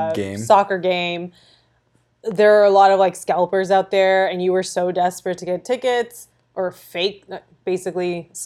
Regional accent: Brampton, Ontario, Canada; I'm from Toronto. Like, I'm from yeah. Brampton.

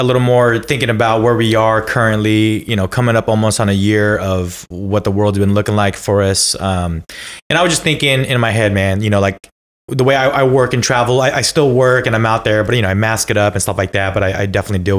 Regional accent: Bay Area, California, United States; we grew up in the Bay Area

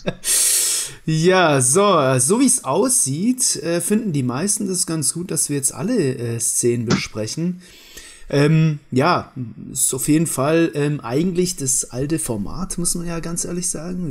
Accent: Baden-Württemberg, Germany; accent: Swabian; ich bin Schwabe.

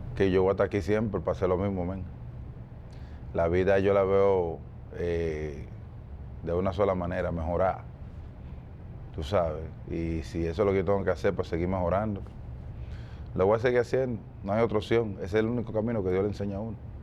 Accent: Dominican Republic; nosotros los dominicanos

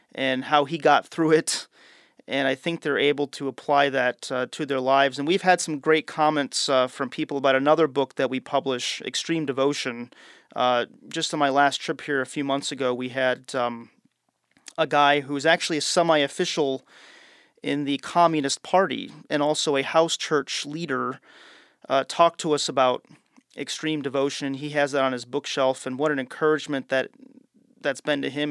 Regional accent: United States; as an American traveling

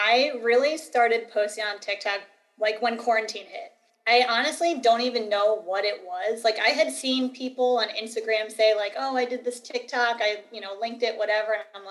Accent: Cheltenham, Pennsylvania, United States; moved away as an adult; now in Conshohocken, United States; I grew up in the Cheltenham area

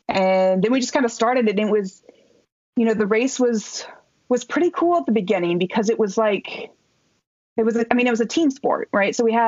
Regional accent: Midwest, United States; I mean, I grew up in the Midwest, so I think that's the training.

